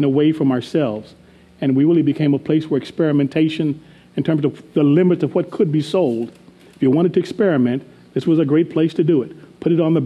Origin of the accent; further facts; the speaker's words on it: Arizona, United States; I grew up in Arizona